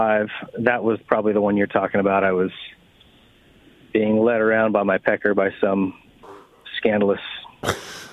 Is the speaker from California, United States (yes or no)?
no; Arizona, United States; I grew up in Arizona where it's pretty flat and hard or sandy